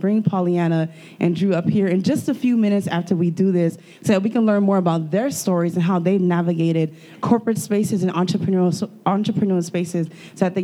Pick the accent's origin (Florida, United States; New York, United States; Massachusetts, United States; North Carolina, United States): Florida, United States; Miami; I was born and raised in Miami